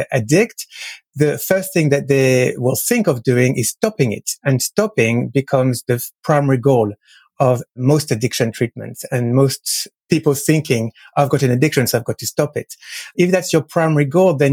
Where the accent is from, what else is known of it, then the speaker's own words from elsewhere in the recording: France; moved away; I am French. So I grew up in France.